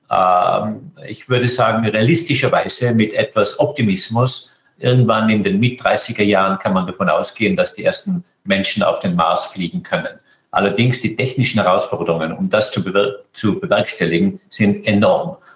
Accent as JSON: {"language": "German", "country": "Austria", "tie": "born or raised there", "said": "Österreich ist meine Heimat, mein Herz, meine Seele."}